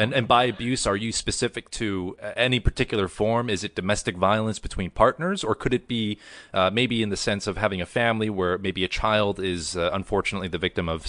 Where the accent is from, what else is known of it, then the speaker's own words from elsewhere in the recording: Vancouver, British Columbia, Canada; my parents, they immigrated from South Korea in 1994, and they were deciding between Vancouver, which is where we eventually ended up, and Sacramento, California.